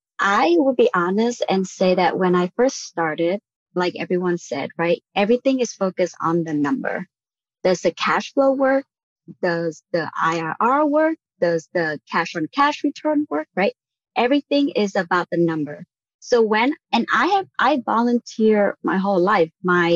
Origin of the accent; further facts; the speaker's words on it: Vietnam; moved away as an adult; now in United States; I was born and raised in Vietnam. I came over for college.